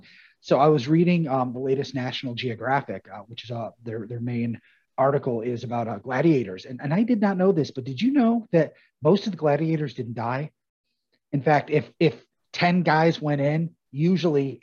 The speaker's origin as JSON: {"language": "English", "town": "Altmar", "region": "New York", "country": "United States", "tie": "born or raised there", "said": "I'm from Altmar, Williamstown area"}